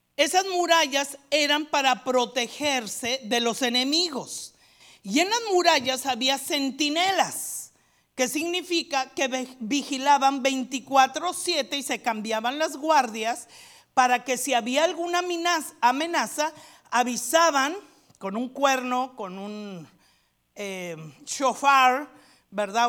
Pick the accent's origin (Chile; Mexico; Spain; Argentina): Mexico; moved away; Yo estudié una licenciatura ya en México